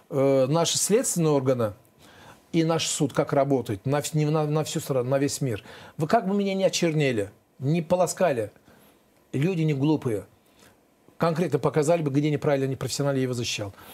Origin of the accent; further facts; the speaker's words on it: Azerbaijan; Я же гордо говорю везде, я азербайджанец, этот гордо говорю.